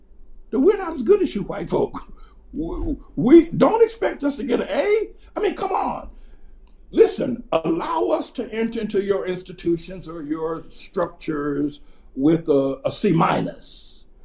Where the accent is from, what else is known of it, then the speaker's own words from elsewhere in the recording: North Carolina, United States; I was picking cotton in North Carolina